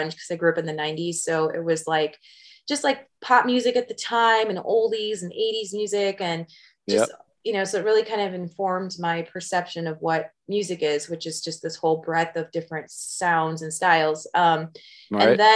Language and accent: English; California, United States; moved away as an adult; also born or lived in Midwest / San Diego / Los Angeles / Bay Area; now in Las Vegas, United States; I tell people I grew up in California because I lived there for so long. I was born in the Midwest, but I moved to California at a fairly young age